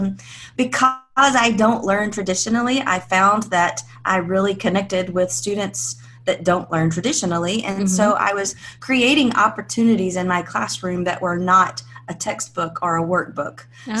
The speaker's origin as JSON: {"language": "English", "region": "Alabama", "country": "United States", "tie": "born or raised there", "said": "It's everything that you kind of think small town life in Alabama would be. You know, I lived in this really safe small town"}